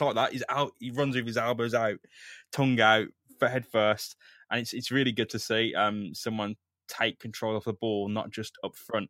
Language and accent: English; United Kingdom; Okay, but yeah, I'm British.